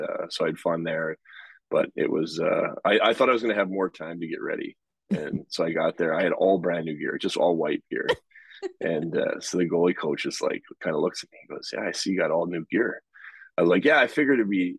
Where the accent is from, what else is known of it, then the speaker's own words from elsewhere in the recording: Canada; moved away; I grew up in Canada